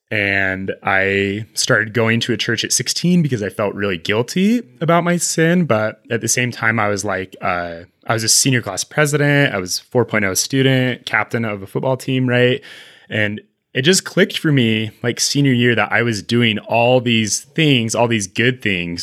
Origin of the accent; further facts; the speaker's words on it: Utah, United States; We're both from Utah.